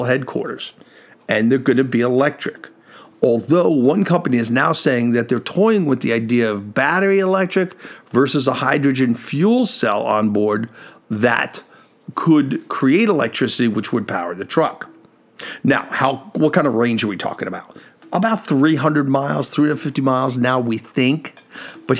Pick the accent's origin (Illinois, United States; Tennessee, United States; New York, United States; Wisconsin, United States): New York, United States; I grew up in New York